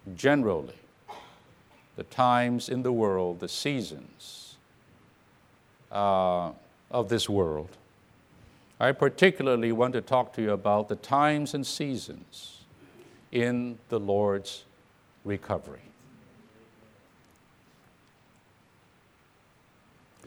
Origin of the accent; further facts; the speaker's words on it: Orange County, California, United States; I come from Orange County, California